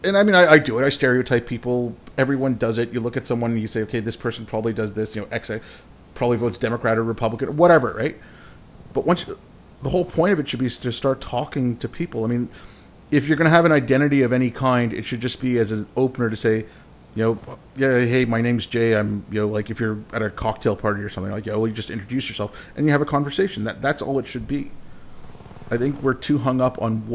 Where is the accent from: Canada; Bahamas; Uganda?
Canada; also born or lived in India; I consider myself a Canadian. I was born in India, but I moved here when I was 6.